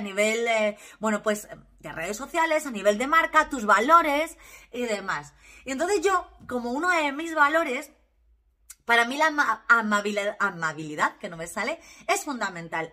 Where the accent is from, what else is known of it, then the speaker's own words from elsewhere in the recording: Valle del Jerte, Extremadura, Spain; soy extremeña, soy del Valle del Jerte